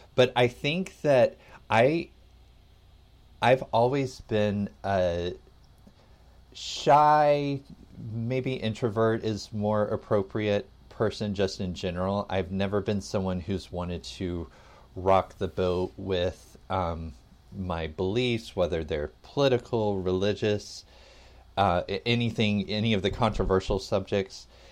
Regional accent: Atlanta, Georgia, United States; I grew up in the South, um, in Atlanta

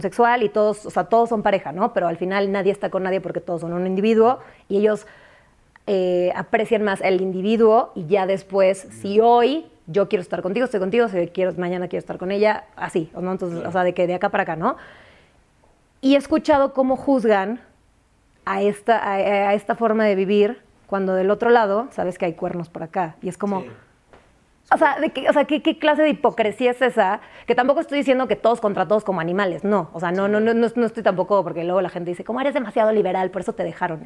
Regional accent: San Antonio, Texas, United States; moved away; also born or lived in Mexico City, Mexico; aunque soy del DF, crecí en San Antonio y estoy rodeada de mucha gente de provincia

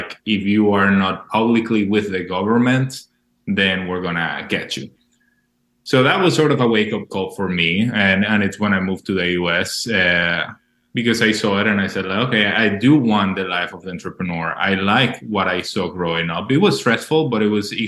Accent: Maracay, Aragua, Venezuela; moved away; I was born in Venezuela, in Maracay, which is a small city in the outside, small, but in the outsides of Caracas

